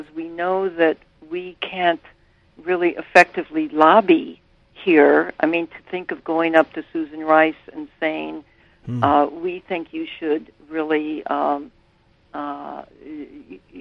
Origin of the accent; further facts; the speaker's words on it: Burlington, Vermont, United States; I'm from Burlington, Vermont